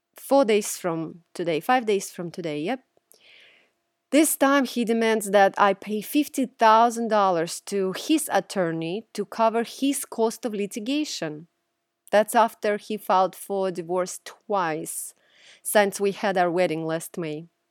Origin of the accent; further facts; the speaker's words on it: Russia; moved away; Growing up in Russia, the Orthodox religion I observed